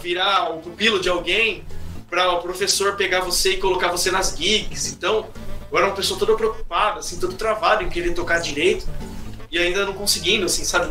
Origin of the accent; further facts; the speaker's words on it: Indaiatuba, São Paulo, Brazil; moved away as an adult; Eu sou de Indaiatuba, na né, interior de São Paulo